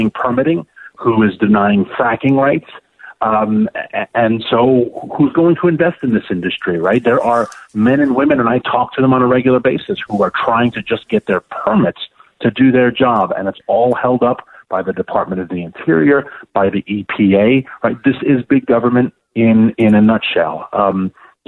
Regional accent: New York City, New York, United States; New York City, my hometown

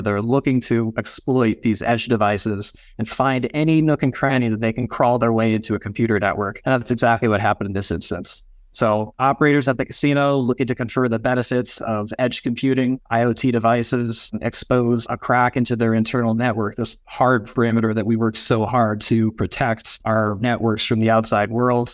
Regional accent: Nebraska, Minnesota, United States; Growing up in Ag, family farm, Nebraska, and Minnesota where I grew up

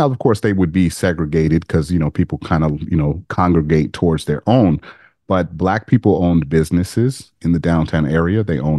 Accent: Las Vegas, Nevada, United States; I grew up in Vegas

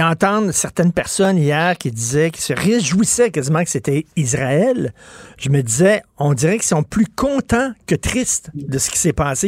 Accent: Quebec, Canada; nous autres, les Québécois francophones non éduqués

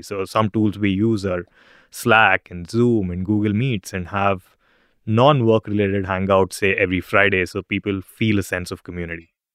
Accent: India; moved away as an adult; now in Singapore; I'm originally from India

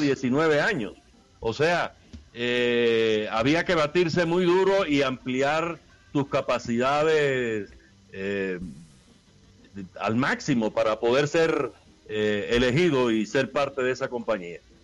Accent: Caibarién, Villa Clara, Cuba; los portales de, de mi pueblo, en Caibarien

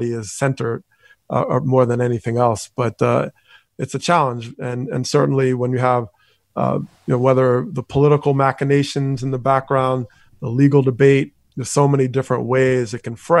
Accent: Teaneck, New Jersey, United States; my time growing up in Teaneck, New Jersey

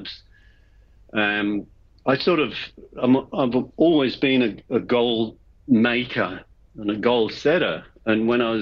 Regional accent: England, United Kingdom; moved away; I was born in England

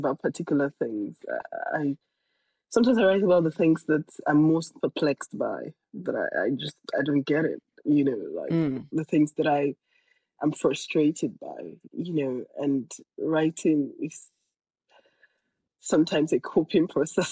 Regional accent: Nigeria; my home state in Nigeria

